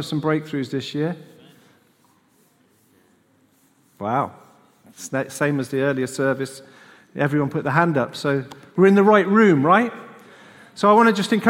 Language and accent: English; United Kingdom; We just forget we're British